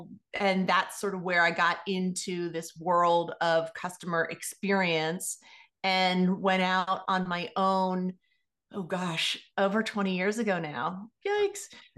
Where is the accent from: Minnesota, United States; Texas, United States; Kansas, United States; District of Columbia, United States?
District of Columbia, United States; Washington; also born or lived in Philadelphia / Los Angeles / New York / Indiana; I was born in Washington, D.C. So I'm actually a native Washingtonian, which is a fairly rare thing to find.